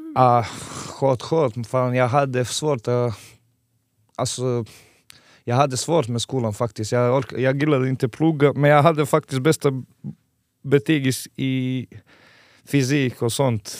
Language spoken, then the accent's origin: Swedish; Montenegro; Swedish is a second language; moved away as an adult; now in Eskilstuna, Sweden; Jag kommer från Montenegro, gamla Jugoslavien